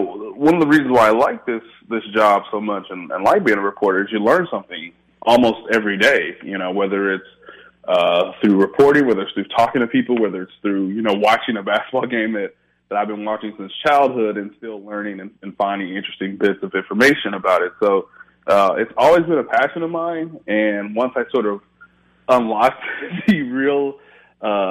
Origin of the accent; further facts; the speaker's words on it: Midwest, United States; also born or lived in Miami, United States; now in Indianapolis, United States; I grew up in the Midwest, so it wasn't like I would go to the beach every day